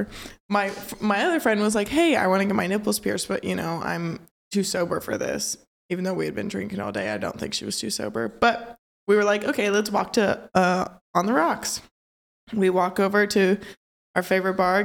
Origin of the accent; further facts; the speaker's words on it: Maryville, Missouri, United States; moved away; my hometown